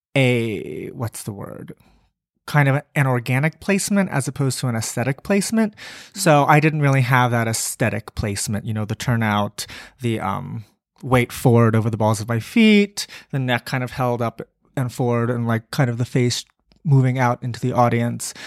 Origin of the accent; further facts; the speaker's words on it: Maryland, United States; I grew up in Maryland